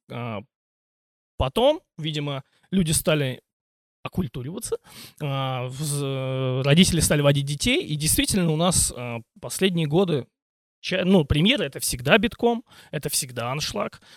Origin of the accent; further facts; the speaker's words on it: Voskresensk, Moscow Oblast, Russia; now in Ivanovo, Russia; я родился не в Иванове, а в Московской области, в городе Воскресенске